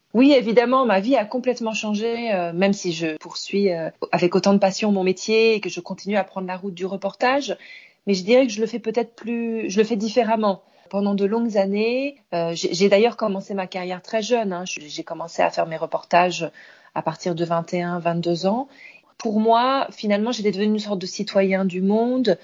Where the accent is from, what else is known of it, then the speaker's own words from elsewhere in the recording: France; moved away as an adult; also born or lived in Tehran, Iran / Beirut, Lebanon / Cairo, Egypt; now in Istanbul, Turkey; j'ai quitté la France il y a plus de 20 ans maintenant, puisque j'ai décidé d'aller m'installer d'abord à Téhéran, en Iran